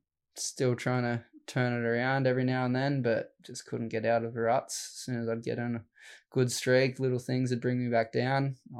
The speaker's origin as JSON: {"language": "English", "town": "Helensburgh", "region": "New South Wales", "country": "Australia", "tie": "born or raised there", "said": "Down Wollongong area. So a little place called Stemmel Park. Yeah, I grew up in Helensburg, but Stemmel Park's the beach there."}